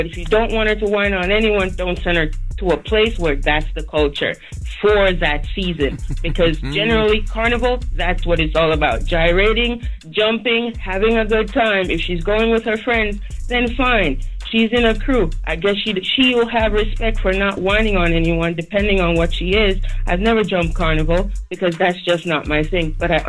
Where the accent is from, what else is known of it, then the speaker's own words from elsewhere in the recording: Jamaica; now in Long Island, United States; So I'm Jamaican by birth. I'm from the Caribbean. This is the culture of the Caribbean.